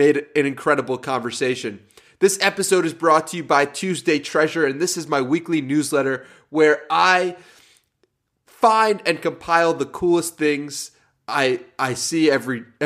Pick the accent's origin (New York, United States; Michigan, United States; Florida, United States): New York, United States; now in San Diego, United States; I'm from New York, but I lived in San Diego for the past year